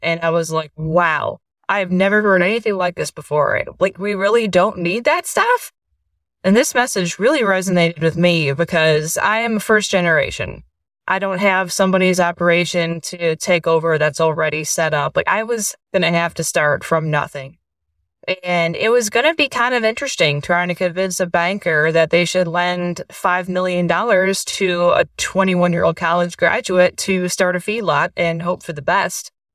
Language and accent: English; east side of the Great Lakes, United States; moved away as an adult; also born or lived in West Virginia / Missouri; now in Oklahoma, United States; I grew up in the Great Lakes area, and I, whenever I say that, people think, and I mean Wisconsin or Minnesota, but really the east side of the Great Lakes